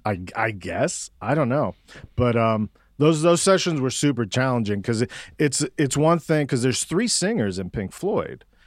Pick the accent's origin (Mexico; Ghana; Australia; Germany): Mexico; Mexico City; now in Austin, United States; I'm from Mexico City. My parents are Cuban exiles